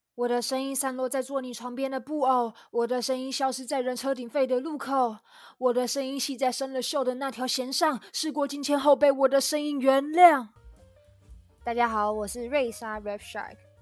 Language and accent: Chinese; Tainan, Taiwan; 我来自台南